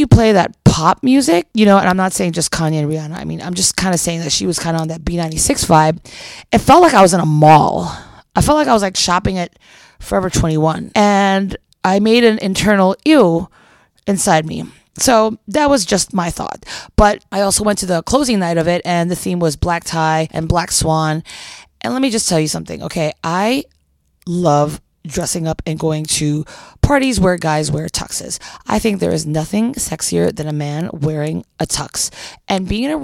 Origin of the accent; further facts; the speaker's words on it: Philippines; now in Chicago, United States; I am half Filipina. I grew up in the Philippines